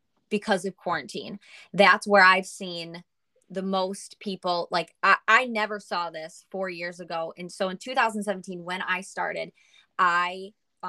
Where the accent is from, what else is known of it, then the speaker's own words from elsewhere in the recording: Lewiston, New York, United States; moved away as an adult; also born or lived in Buffalo, New York; now in Charlotte, United States; I was born and raised in Buffalo, actually in Lewiston, New York, and I moved down to Charlotte, North Carolina about 2 years ago